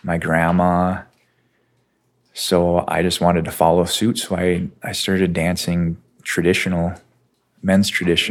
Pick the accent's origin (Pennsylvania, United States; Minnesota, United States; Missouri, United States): Minnesota, United States; Nett Lake; I'm from Net Lake, I'm a Boys Forward band member